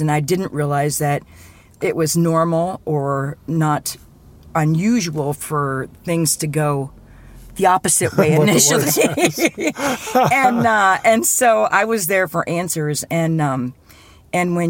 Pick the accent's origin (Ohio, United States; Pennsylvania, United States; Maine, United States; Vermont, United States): Ohio, United States; Berlin; I am originally from Berlin, Ohio